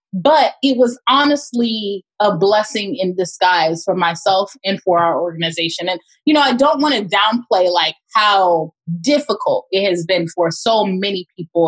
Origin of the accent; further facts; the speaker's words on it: Pompano Beach, Florida, United States; moved away as an adult; also born or lived in Miami, Florida / Orlando, Florida; now in Oakland, United States; I was born and raised in South Florida, uh, specifically Pompano Beach, as well as Miami